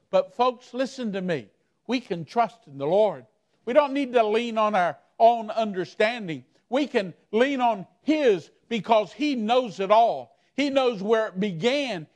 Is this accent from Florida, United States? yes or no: yes; Miami, Florida, United States; I'm from Miami, Florida.